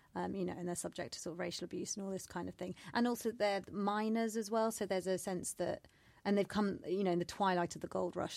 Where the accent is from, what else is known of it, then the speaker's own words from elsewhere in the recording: United Kingdom; I'm British born and raised.